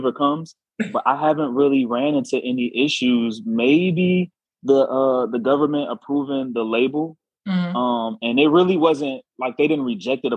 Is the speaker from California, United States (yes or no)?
no; Chicago, Illinois, United States; South side of Chicago. I am Chicago through and through.